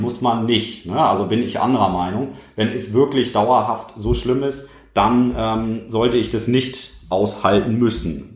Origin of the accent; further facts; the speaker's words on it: Germany; bei uns in Deutschland